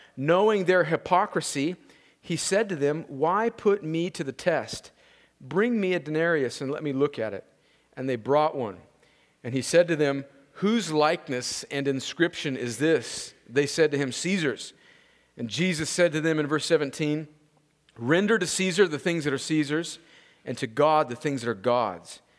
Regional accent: United States; I was born in America

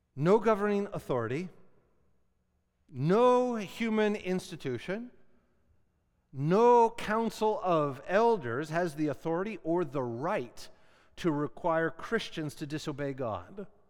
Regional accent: Canada

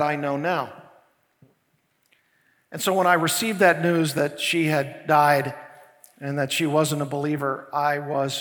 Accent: Arkansas, United States; now in Thousand Oaks, United States; Arkansas, my home state

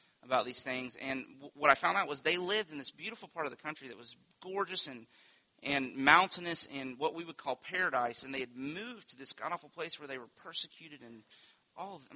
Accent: Winter Haven, Florida, United States; When I was a kid, I grew up on Lake Eloise, on the south side of Lake Eloise

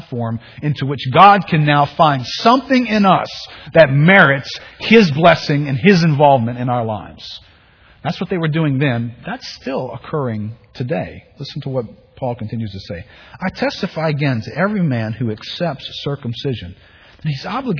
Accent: New Orleans, Louisiana, United States; growing up in New Orleans

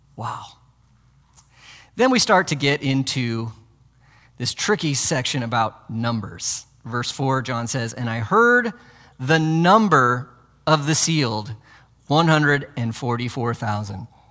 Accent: United States; as modern American Christians

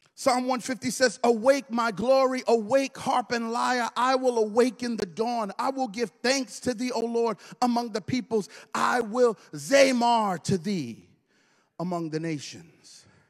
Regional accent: Brooklyn, New York, United States; moved away; I'm originally from Brooklyn

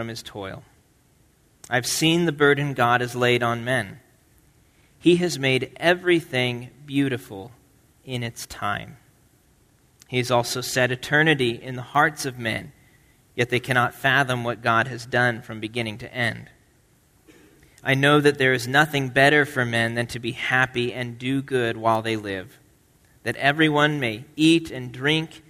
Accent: Nebraska, United States; moved away; I grew up in Nebraska, and the winters in Nebraska are not that different from New England.

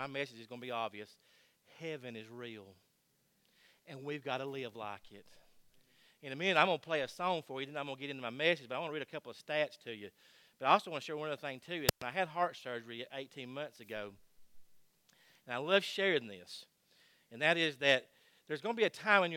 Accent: Georgia, United States; I am from Georgia

